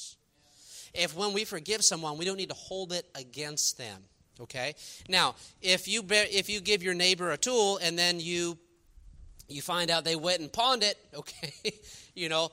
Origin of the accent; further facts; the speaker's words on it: New York, United States; now in Texas, United States; I'm from New York